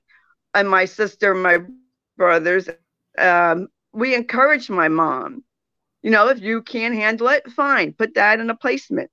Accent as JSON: {"language": "English", "region": "New Jersey", "country": "United States", "said": "I'm from New Jersey"}